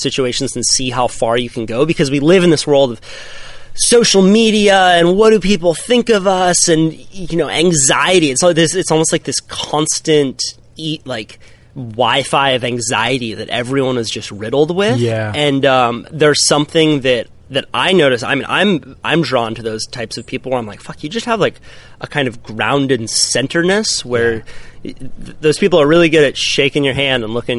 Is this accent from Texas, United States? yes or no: no; Santa Cruz, California, United States; Grew up right here in Santa Cruz, California. You know, youngest of five. All my older brothers and sisters surf. You know, it's Santa Cruz town.